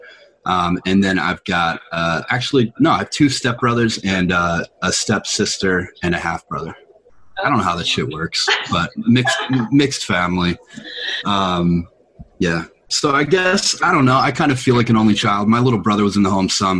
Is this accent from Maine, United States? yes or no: no; Lancaster, Pennsylvania, United States; I actually grew up about an hour outside of Philly.